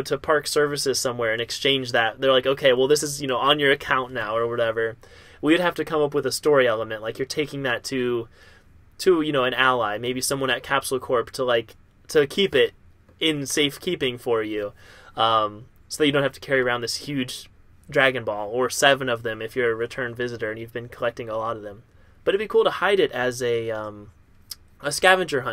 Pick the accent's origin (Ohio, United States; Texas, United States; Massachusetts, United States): Ohio, United States; near Kings Island; growing up near Kings Island